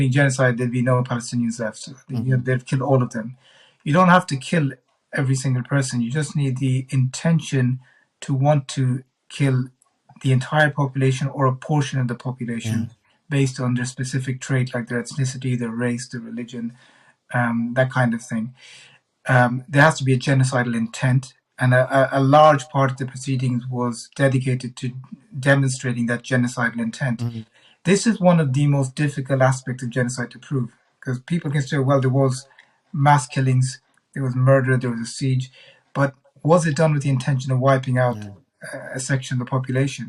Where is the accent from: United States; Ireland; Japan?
Ireland; as an Irish citizen